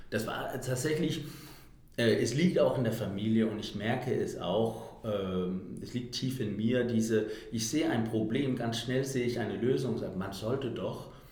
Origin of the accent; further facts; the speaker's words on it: Denmark; now in Berlin, Germany; ich bin … und ich habe, ich komme aus Dänemark und habe seit, äh, also ich bin vor acht Jahren nach Deutschland gekommen und habe die ganze Zeit in Berlin gewohnt